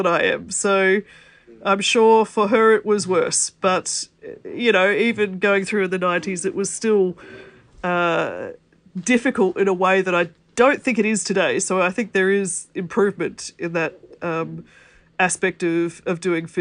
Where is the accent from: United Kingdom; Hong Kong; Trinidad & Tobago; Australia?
Australia; I'm an Australian who happens to be in Australia at the moment.